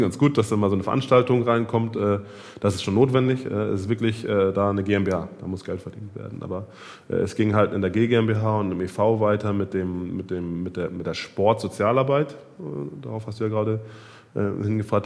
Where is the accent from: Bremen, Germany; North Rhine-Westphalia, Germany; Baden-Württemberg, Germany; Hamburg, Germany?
Hamburg, Germany; ich bin selber Winnesburger